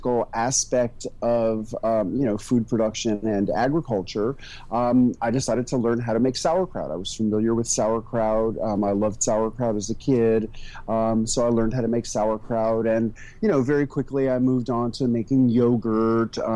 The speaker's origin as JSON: {"language": "English", "town": "New York City", "region": "New York", "country": "United States", "tie": "born or raised there", "also_born_or_lived": "rural Tennessee", "moved": "as an adult", "lives_now": "Tennessee, United States", "said": "I moved from New York City, which was my hometown, to a community in rural Tennessee"}